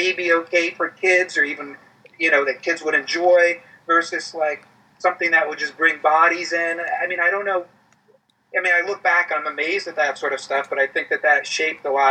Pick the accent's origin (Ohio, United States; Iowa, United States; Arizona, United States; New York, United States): New York, United States; as a teenager growing up in New York, you know, was always in revival houses in New York